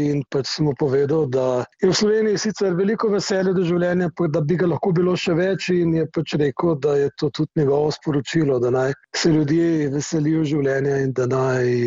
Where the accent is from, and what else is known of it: Slovenia